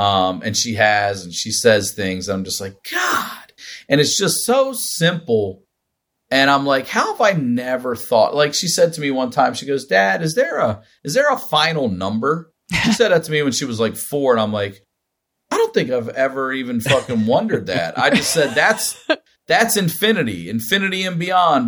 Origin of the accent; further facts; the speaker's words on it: Maryland, United States; I'm from Maryland, which is a touch Southern